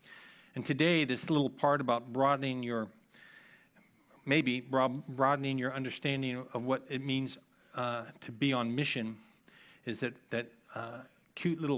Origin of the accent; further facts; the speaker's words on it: Annandale, Virginia, United States; I grew up in Annandale, and in my family, whenever we use the term good works, we put those two words together.